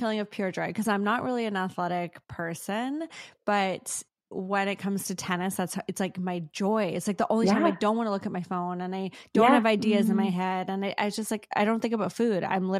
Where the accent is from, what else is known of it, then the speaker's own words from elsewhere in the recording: Singapore; moved away; I grew up in Singapore.